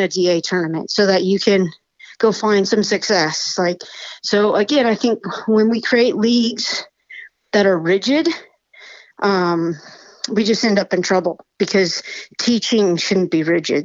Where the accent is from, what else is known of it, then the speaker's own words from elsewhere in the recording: Washington, United States; I'm from Washington